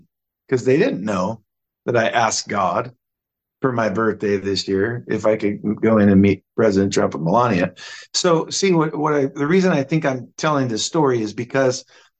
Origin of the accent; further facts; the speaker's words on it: Seattle, Washington, United States; I told him I was from Seattle.